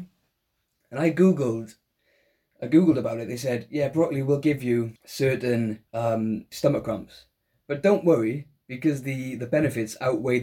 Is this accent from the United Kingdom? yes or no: yes; Welsh, Wales, United Kingdom; we're both Welsh